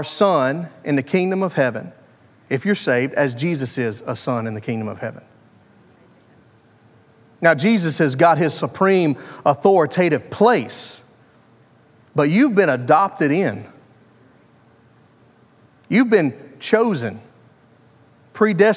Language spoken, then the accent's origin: English; Arkansas, United States; I am from Arkansas